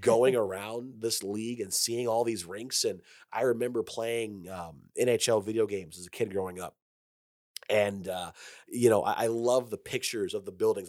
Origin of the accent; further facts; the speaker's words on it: Detroit, Michigan, United States; moved away; I grew up in Detroit